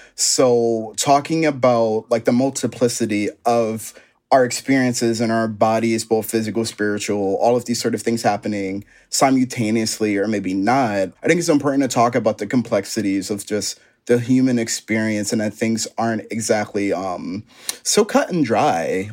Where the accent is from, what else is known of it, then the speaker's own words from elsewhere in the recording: Philadelphia, Pennsylvania, United States; stay in Philly. Like, all my family's here, my inspiration. So much of my inspiration comes from my hometown